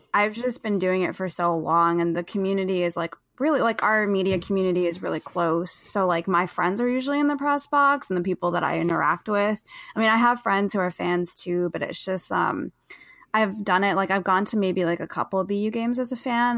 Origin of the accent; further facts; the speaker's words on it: New Jersey, United States; moved away as an adult; also born or lived in Boston; I grew up mostly in New Jersey